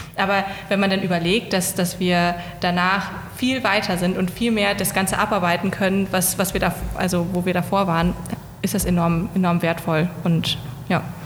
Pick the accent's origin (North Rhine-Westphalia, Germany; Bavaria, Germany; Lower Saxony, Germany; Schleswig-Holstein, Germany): Lower Saxony, Germany; Hanover; moved away; also born or lived in Greifswald; Ich komme aus Hannover